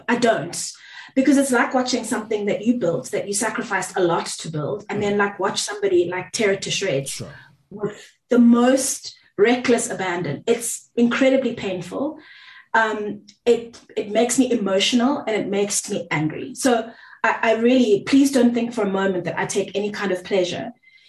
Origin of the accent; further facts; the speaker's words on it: South Africa; first language Zulu; English is a second language; IsiZulu is my mother tongue, but I'm not going to performatively speak it for you